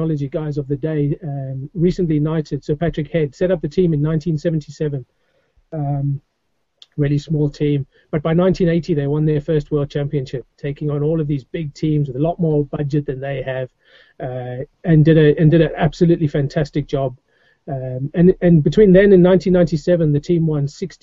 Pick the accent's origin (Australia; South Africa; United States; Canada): South Africa; moved away as an adult; now in England, United Kingdom; I grew up in South Africa